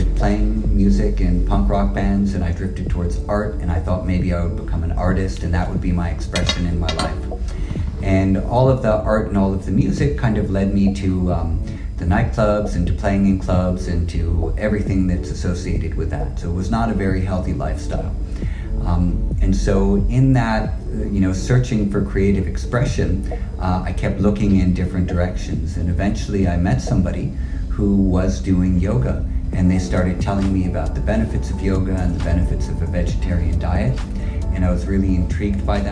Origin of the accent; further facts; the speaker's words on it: New York City, New York, United States; I grew up in Greenwich Village in downtown New York.